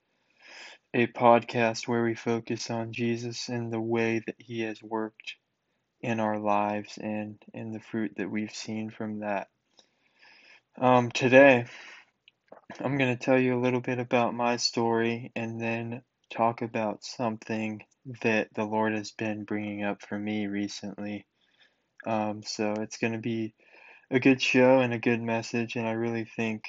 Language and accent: English; North Carolina, United States; I was raised in North Carolina